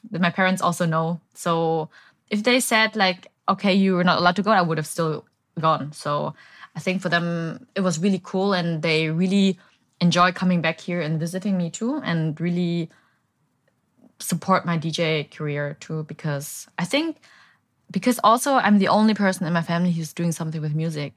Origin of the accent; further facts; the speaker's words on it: Bavaria, Germany; moved away as an adult; also born or lived in Berlin, Germany; now in Ho Chi Minh City, Vietnam; So I was born and raised in Bavaria, but um, 2011, I moved to Berlin to study